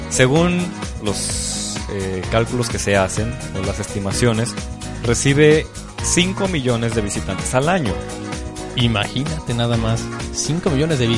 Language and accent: Spanish; Los Altos de Jalisco, Mexico; somos salteños y no conocer nuestra región, hoy es pecado.